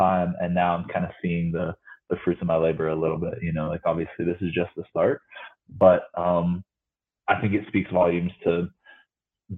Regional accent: Morgantown, West Virginia, United States; now in Las Vegas, United States; I was born and raised in Morgantown, West Virginia

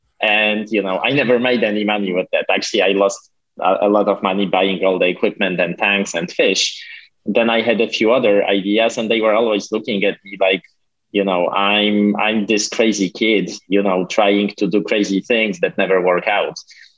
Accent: Poland; now in United States; Well, that was a strange time because back then Poland was still a communist country.

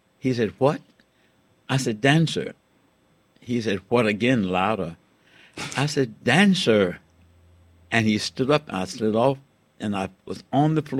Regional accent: Richmond, Virginia, United States; I was born in 1929 in Richmond, Virginia

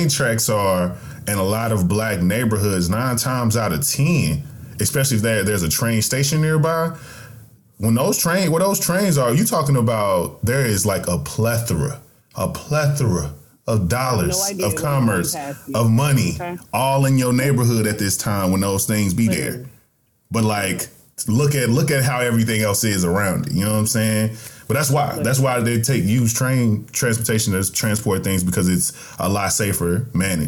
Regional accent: near the Delta, the South, United States; growing up in the South and not too far away from the Delta

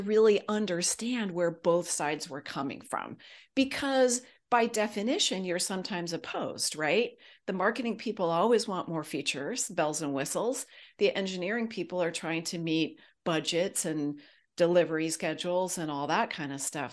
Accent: Silicon Valley, California, United States; also born or lived in Los Angeles area; I grew up in Silicon Valley. My dad actually moved us there from the Los Angeles area.

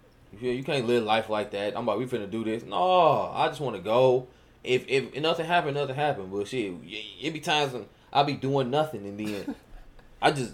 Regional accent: Michigan, United States; I'm from Michigan. I'm all in Georgia.

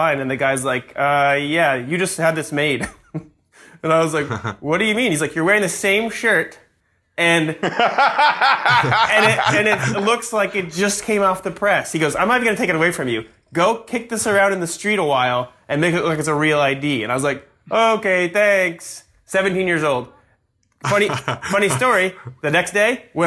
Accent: Florida, United States; moved away; also born or lived in Atlanta, Georgia; I was born in Georgia and then raised in parts of Atlanta and then parts outside of Orlando

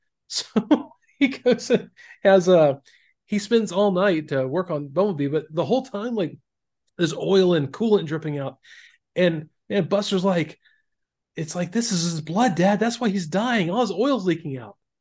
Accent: Florida, United States; I grew up in Florida

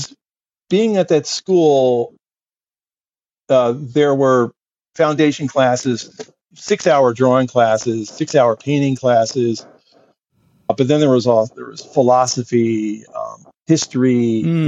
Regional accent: New Jersey, United States; I grew up in New Jersey

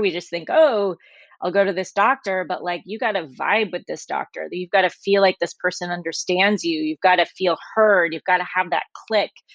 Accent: Oklahoma, United States; I grew up in Oklahoma

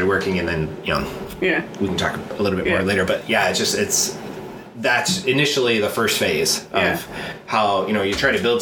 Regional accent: Kendall, New York, United States; also born or lived in Rochester, New York; now in Los Angeles, United States; I grew up in Kendall, and it was pretty much like cornfields and cabbage all around me.

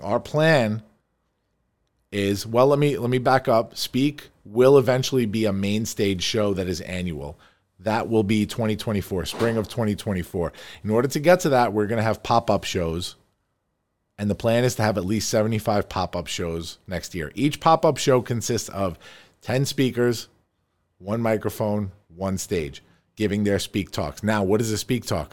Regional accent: Farmingdale, New York, United States; we are here in my beautiful office here on Route one ten in Farmingdale, New York, my hometown.

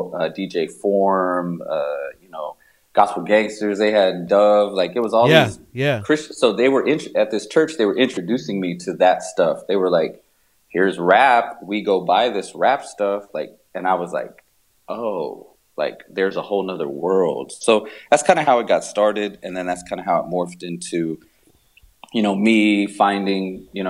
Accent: Texas, United States; born or raised there

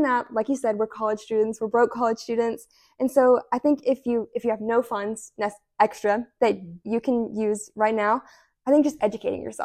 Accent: Providence, Kentucky, United States; moved away as an adult; now in Oxford, United States; I'm initially from Providence, Kentucky, but I currently live in Oxford.

